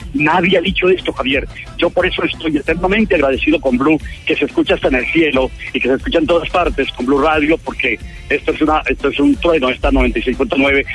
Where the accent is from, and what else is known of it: Paipa, Boyacá, Colombia